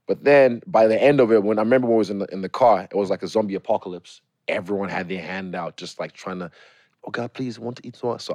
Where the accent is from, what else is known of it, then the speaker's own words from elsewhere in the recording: Lagos, Nigeria; So it's Lagos boy. I was born in Lagos.